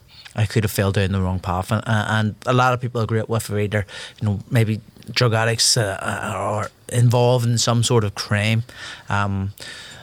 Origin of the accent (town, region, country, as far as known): Belfast, Northern Ireland, United Kingdom; born or raised there